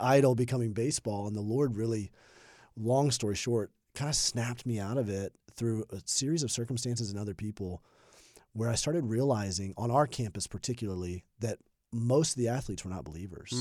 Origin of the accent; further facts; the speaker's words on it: Birmingham, Alabama, United States; moved away as an adult; also born or lived in Indianapolis, Indiana / South Carolina; I grew up in Alabama. I was a pastor's kid, Birmingham, Alabama.